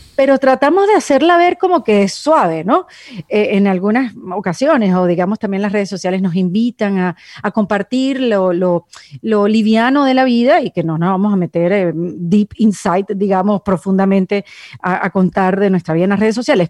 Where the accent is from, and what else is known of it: Venezuela; now in Miami, United States